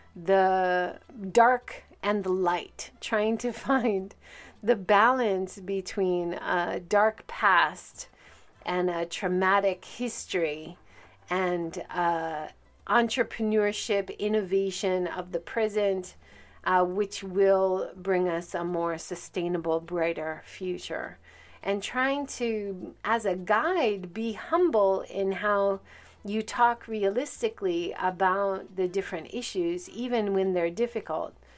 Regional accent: Hawaii, United States; now in Hiroshima, Japan; I grew up in Hawaii

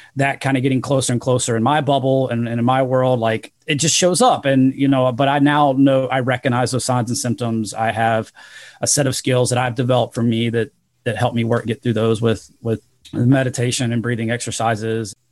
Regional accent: Rock Hill, South Carolina, United States; I'd been a Division one level athlete um, at a small school in my in my hometown in Rock Hill, South Carolina

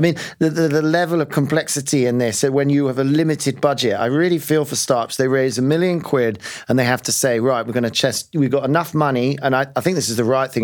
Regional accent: London, United Kingdom; as a Londoner

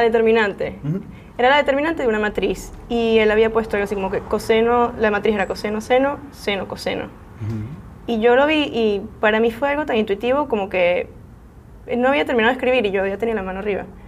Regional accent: Venezuela; now in San Francisco Bay Area, United States; yo soy venezolana

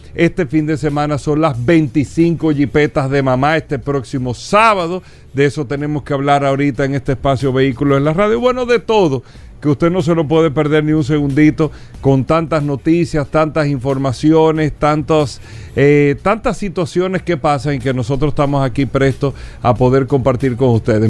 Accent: Dominican Republic; nosotros los dominicanos

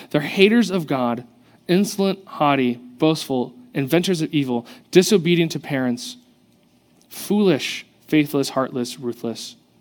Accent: South Orange County, California, United States; growing up in South Orange County, I grew up around pools and the ocean.

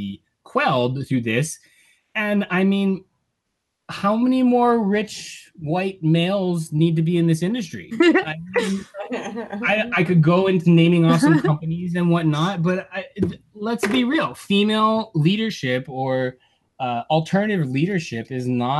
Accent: Native Hawaiian, United States; I'm Native Hawaiian

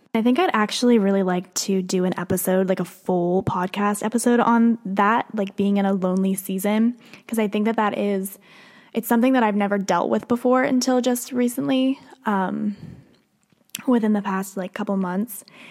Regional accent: Pennsylvania, United States; moved away as an adult; now in Nashville, United States; I grew up in Pennsylvania. Obviously, I live here in Nashville now

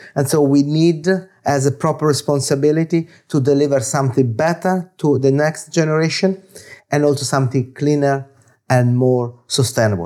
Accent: Florence, Tuscany, Italy; English is a second language; now in London, United Kingdom; I'm origin, I'm origin from It, Italy, in Florence

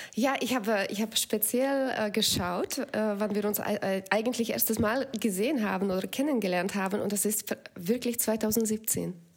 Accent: Slovakia; German is a second language; moved away as an adult; also born or lived in Belgium; now in Germany; Ich bin mit Tieren auch auf Bauernhof aufgewachsen in der Slowakei

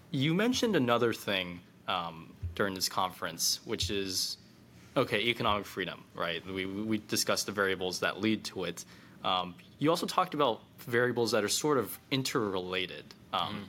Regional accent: California, United States; I'm from the People's Republic of California

